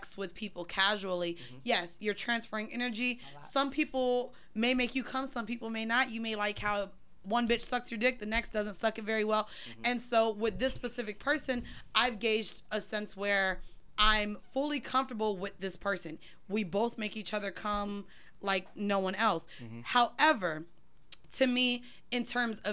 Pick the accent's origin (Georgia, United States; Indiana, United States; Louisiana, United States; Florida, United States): Florida, United States; I'm from Florida